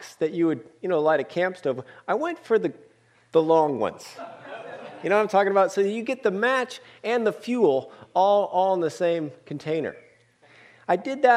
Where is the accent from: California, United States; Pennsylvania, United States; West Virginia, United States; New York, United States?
California, United States; Oakland; also born or lived in Berkeley; I was born in Berkeley, grew up in Oakland